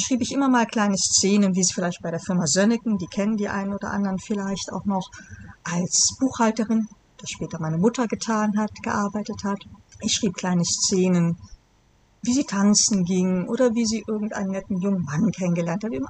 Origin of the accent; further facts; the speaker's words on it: Bonn, North Rhine-Westphalia, Germany; ich bin geboren in Bonn